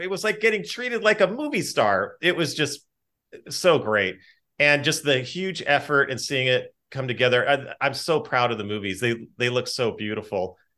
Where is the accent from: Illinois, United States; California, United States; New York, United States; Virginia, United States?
California, United States; Los Angeles; my hometown of North Hollywood